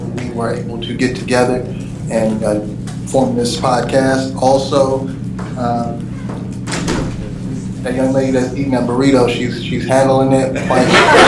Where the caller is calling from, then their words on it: Berkeley, California, United States; I'm broadcasting live from Berkeley, California.